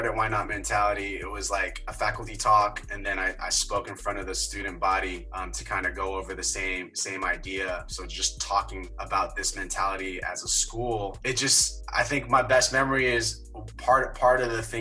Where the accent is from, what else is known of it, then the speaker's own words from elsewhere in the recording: San Francisco, California, United States; born and raised in San Francisco, grew up in the Sunset